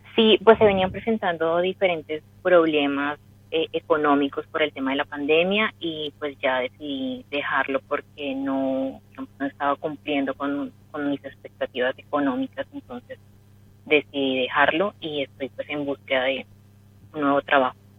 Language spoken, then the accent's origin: Spanish; Colombia; De Colombia.